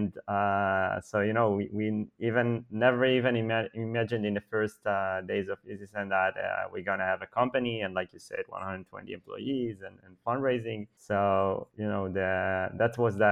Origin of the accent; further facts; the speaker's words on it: Ramat Gan, Tel Aviv District, Israel; I grew up in Israel, in a city close to Tel Aviv called Ramat Gan, where I live today.